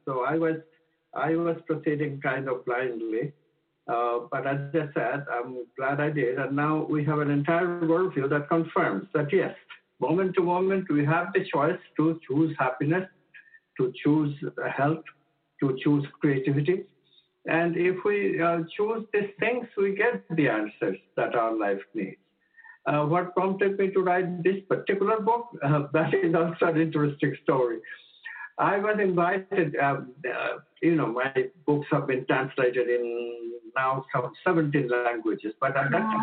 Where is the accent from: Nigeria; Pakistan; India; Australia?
India; moved away as an adult; now in United States; I was born in India and shifted to the States when I was 26.